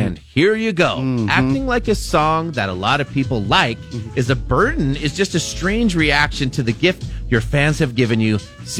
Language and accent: English; Bellevue, Washington, United States; did not play … they're from Bellevue, Washington, my hometown.